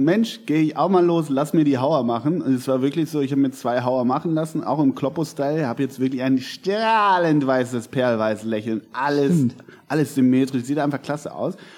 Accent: Hamburg, Germany; als Hamburger oder Norddeutscher, wie wir ja sind

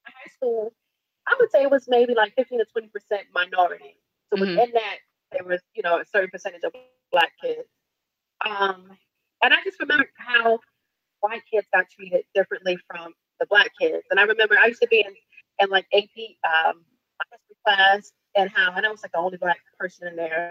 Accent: Virginia, United States; I grew up down south. I grew up in Virginia

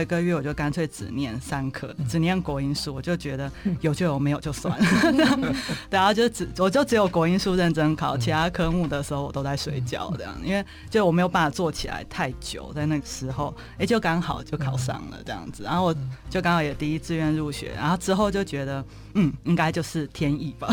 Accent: Zhudong, Hsinchu County, Taiwan; 我从小就是在新竹县竹东镇，也是典型的嗯。乡下环境嗯。长大的。那比较特别是，就是因为我爸爸是那种乡下教会的牧师这样

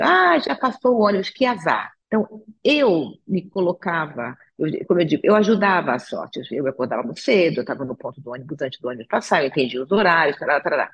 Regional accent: Rio de Janeiro, Brazil; now in São Paulo, Brazil; eu nasci no Rio de Janeiro, sou carioca, mas eu já estou em São Paulo há mais tempo do que estive no Rio de Janeiro

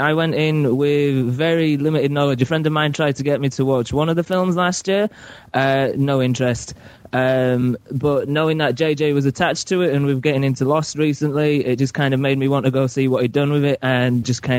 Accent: Carlisle, North West England, United Kingdom; right top north. Just, it's a place called Carlisle.

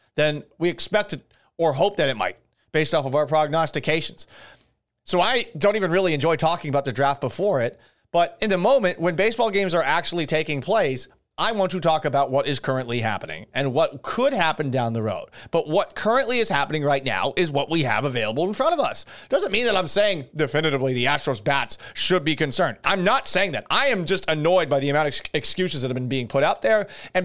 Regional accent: Boston, Massachusetts, United States; And I'm from Boston

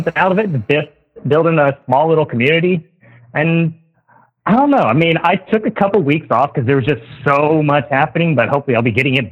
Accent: the South, United States; growing up in the South all my life

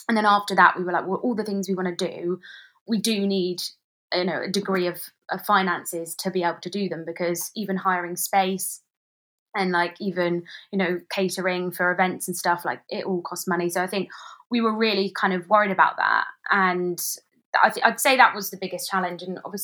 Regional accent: Maidenhead, South East England, United Kingdom; So we've been in communication with the local council in my hometown of Maidenhead.

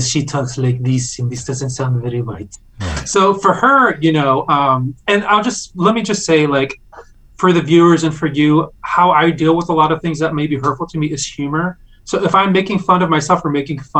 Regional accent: Wilmington, North Carolina, United States; now in Jersey City, United States; I was born in the South, you know, and so many Iranian people, you know, were born in like really cool cities, you know, like Los Angeles or like, you know, Toronto or, you know, Hamburg or something like that. And the town that I'm from is called Wilmington, North Carolina

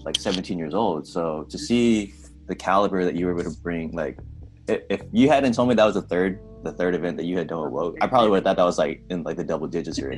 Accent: San Jose, California, United States; now in Portland, United States; from where I'm from, San Jose, like we're both from Cali

